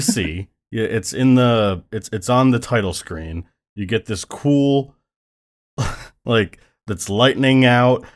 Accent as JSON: {"language": "English", "town": "Buffalo", "region": "New York", "country": "United States", "moved": "yes", "lives_now": "New York City, United States", "said": "I'm from Buffalo world, but I currently live in New York City world"}